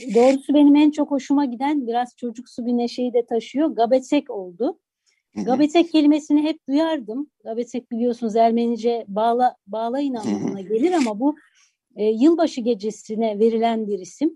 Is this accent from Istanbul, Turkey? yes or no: yes; Istanbul, Turkey; also born or lived in Adıyaman; Adıyaman'da çok az yaşamışsam da e, neticede evimizin içinde e, akrabalarımızla, yakın çevremizle e, yaşadığımız kültür Adıyaman'dan gelen kültürdü. Ama o gelenekler İstanbul'da tabii değişikliğe uğradı.